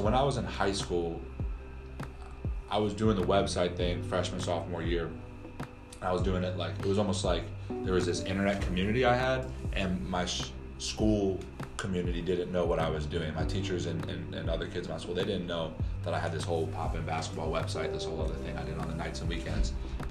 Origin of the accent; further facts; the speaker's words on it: New York, United States; That was when I'm from New York.